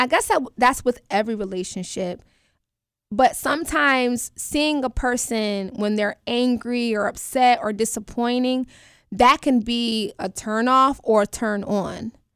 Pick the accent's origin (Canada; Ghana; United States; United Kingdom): United States; New York; now in Atlanta, United States; I currently live in Atlanta, Georgia, but I'm from New York, up top